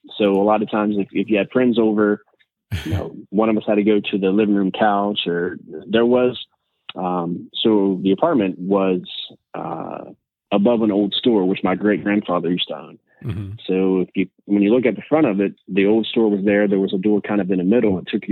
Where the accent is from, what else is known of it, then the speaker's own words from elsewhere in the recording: Southern West Virginia, United States; I grew up in Southern West Virginia